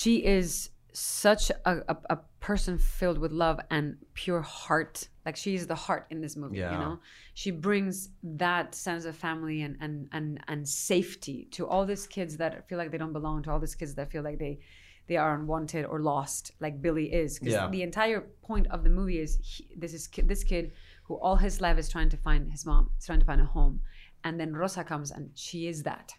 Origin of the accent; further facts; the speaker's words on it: Madrid, Community of Madrid, Spain; moved away; also born or lived in New York; I come from Madrid, Spain